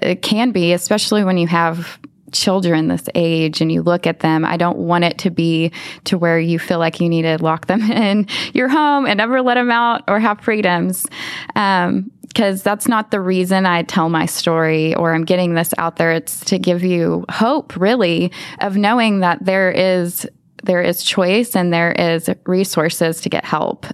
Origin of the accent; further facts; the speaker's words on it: Lubbock, Texas, United States; i grew up in lubbock texas okay. i was born and raised there